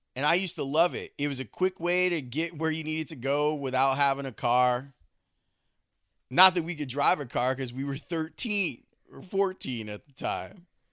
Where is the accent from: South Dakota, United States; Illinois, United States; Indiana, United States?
Illinois, United States; Chicago; growing up in Roseland and the places we would go on our bikes